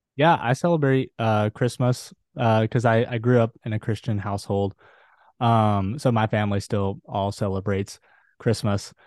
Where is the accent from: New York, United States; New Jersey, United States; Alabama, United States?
Alabama, United States; Huntsville; now in Netherlands; I'm currently living in Ada in the Netherlands, but I'm from Huntsville, Alabama.